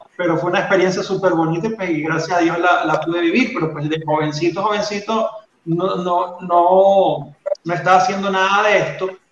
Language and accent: Spanish; Venezuela; accent: Venezuelan; moved away as an adult; now in Colombia; yo vivo en Colombia, yo soy venezolano, entonces creo que se nota porque no, he perdido, a pesar de que tengo 10 años, no he perdido mi acento